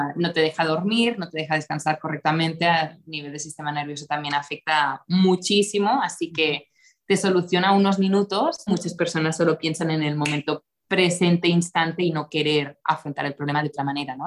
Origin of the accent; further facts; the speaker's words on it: Costa Brava, north of Barcelona, Catalonia, Spain; moved away as an adult; also born or lived in United States / Mexico City, Mexico / Tulum, Mexico; now in Mexico; soy nacida en, en la Costa Brava, al norte de Barcelona, en España